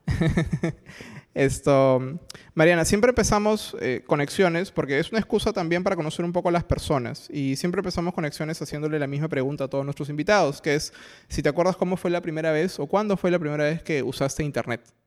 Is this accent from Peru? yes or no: yes; Peru; nuestro país